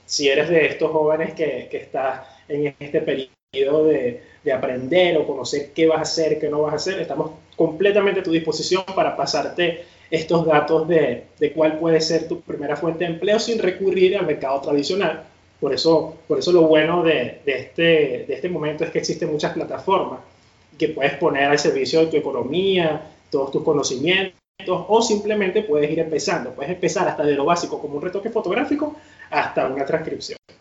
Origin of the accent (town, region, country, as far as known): Venezuela